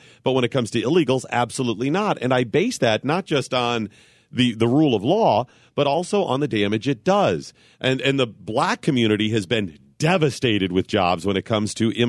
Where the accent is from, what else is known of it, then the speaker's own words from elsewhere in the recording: Cleveland, Ohio, United States; I grew up in Cleveland.